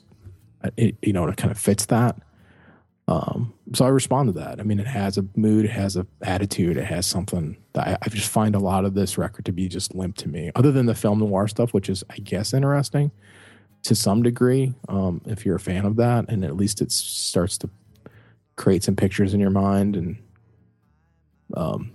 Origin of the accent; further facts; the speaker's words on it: Cleveland, Ohio, United States; I'm a kid from Cleveland